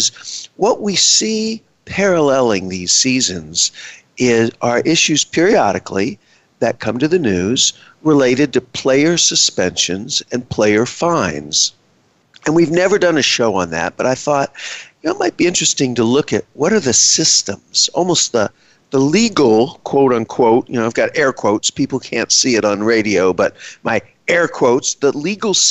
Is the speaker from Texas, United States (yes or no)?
yes; Texas, United States; I am from Texas